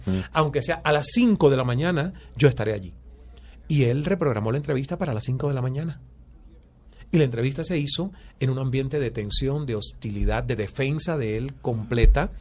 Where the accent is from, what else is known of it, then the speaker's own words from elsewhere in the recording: Cuba; moved away as an adult; also born or lived in Toronto, Canada / Canada; now in Miami, United States; nací en Cuba y me formaron como proletario